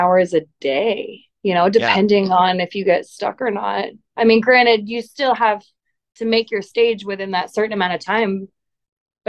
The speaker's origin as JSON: {"language": "English", "country": "United States", "tie": "born or raised there", "said": "growing up in Tahoe, you're 30 minutes, 45 minutes from Reno"}